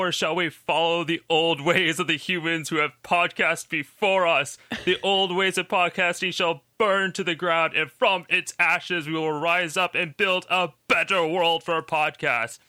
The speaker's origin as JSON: {"language": "English", "town": "Boston", "region": "Massachusetts", "country": "United States", "said": "I'm from Boston"}